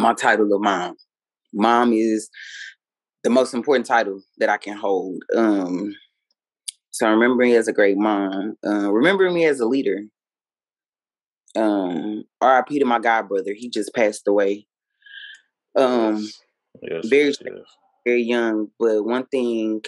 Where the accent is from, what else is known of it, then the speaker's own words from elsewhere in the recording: United States; as African American people